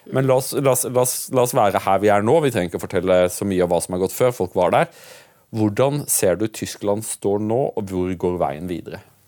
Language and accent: Norwegian; Norway